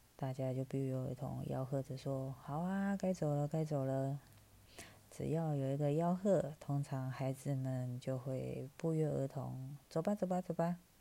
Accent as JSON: {"language": "Chinese", "town": "Taipei", "country": "Taiwan", "said": "我来自台北，四十来岁，快五十了"}